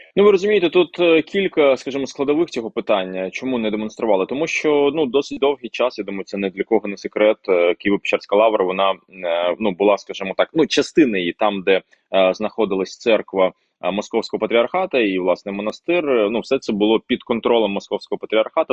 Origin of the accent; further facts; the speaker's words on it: Crimean Tatar, Ukraine; first language Russian; Ukrainian is a second language; я кримський татарин, але ріс в російськомовній родині